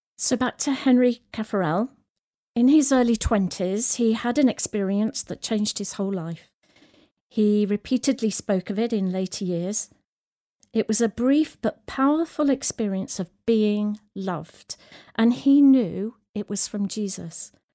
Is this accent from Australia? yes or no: no; the Midlands, England, United Kingdom; also born or lived in Sierra Leone; I grew up in the Midlands